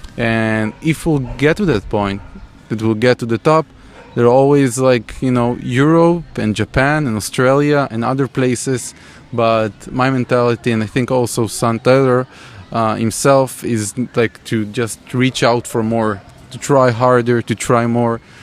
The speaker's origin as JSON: {"language": "English", "country": "Israel", "tie": "born or raised there", "said": "my city my hometown which is between uh, jerusalem and tel aviv"}